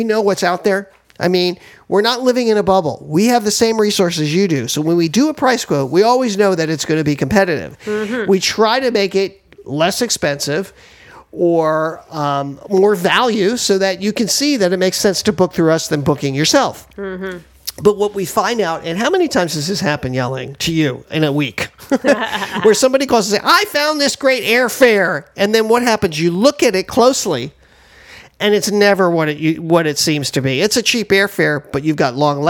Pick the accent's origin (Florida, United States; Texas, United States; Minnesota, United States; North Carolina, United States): Florida, United States; Miami; Miami, my hometown